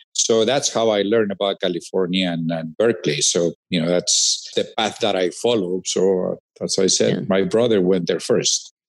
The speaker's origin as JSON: {"language": "English", "country": "Peru", "tie": "born or raised there", "moved": "as an adult", "said": "I grew up, you know, it's a small town actually in the second city of Peru"}